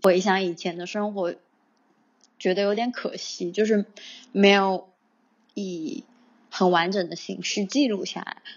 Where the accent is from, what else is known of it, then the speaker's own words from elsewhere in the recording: Sichuan, China; moved away as an adult; now in Shanghai, China; 我的家乡在四川，因为我的城市是蛮小的，一个十八线不知名的小城市